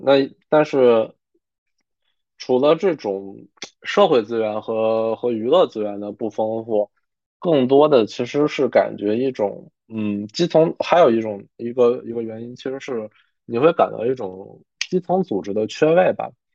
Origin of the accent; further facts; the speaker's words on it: Harbin, Heilongjiang, China; 我其实从小是在，就是北方的一个 就是黑龙江的哈尔滨，就虽然是省会城市吧，但是北方嘛，其实它经济会有一些不发达